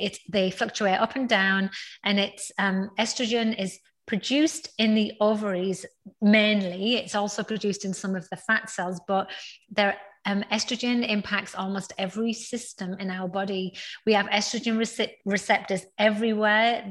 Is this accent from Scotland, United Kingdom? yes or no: no; North East England, United Kingdom; now in Houston, United States; I, was born in the northeast of England, and now so where I am from in the northeast of England is one of those like small towns with not a lot